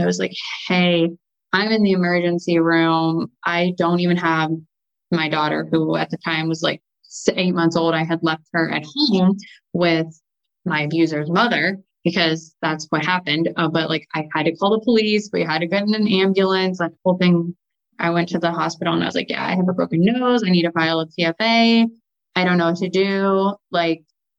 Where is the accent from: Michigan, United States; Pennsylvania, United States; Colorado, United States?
Pennsylvania, United States; Erie; also born or lived in Pittsburgh, Pennsylvania; I grew up in like Erie, Pennsylvania